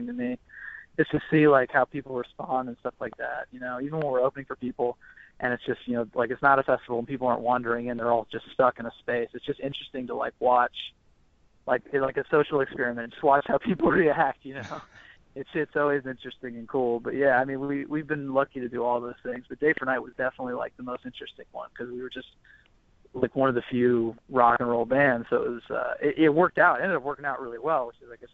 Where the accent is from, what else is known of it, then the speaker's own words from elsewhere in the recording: Houston, Texas, United States; also born or lived in Austin; I grew up in Houston, so I grew up going to the rodeo